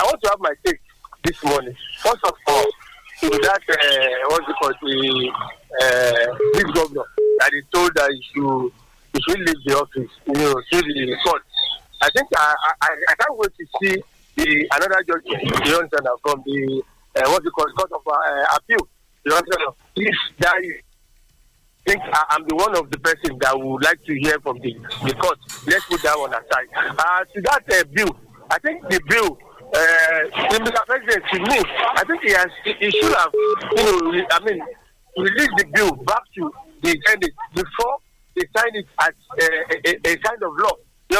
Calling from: Lagos, Nigeria; I'm coming from Lagos.

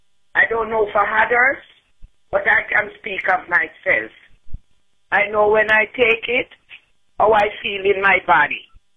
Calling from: Florida, United States; I am calling from Florida

